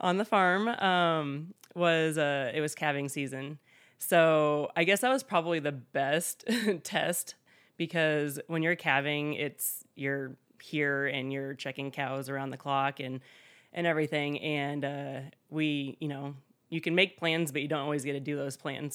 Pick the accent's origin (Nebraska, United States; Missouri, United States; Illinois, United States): Nebraska, United States; South Central; moved away as an adult; also born or lived in Des Moines, Iowa; now in Underwood, Iowa, United States; I did not grow up here in Iowa. I grew up in South Central Nebraska in a small town, ag community, but not on a farm.